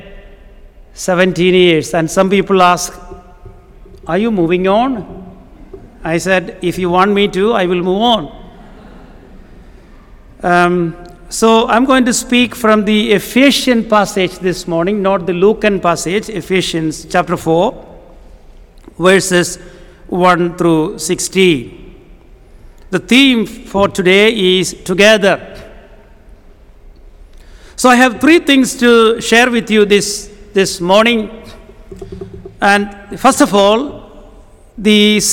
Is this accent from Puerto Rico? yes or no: no; Kerala, India; first language Malayalam; English is a second language; I come from a state called Kerala in South India